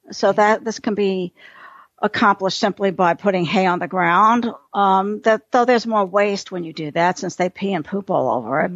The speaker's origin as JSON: {"language": "English", "town": "New York City", "region": "New York", "country": "United States", "tie": "born or raised there", "moved": "yes", "lives_now": "Texas, United States", "said": "I'm a city girl. I grew up in New York City"}